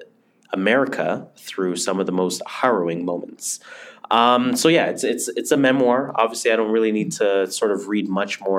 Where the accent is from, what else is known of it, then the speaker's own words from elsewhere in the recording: Toronto, Ontario, Canada; we're from Toronto.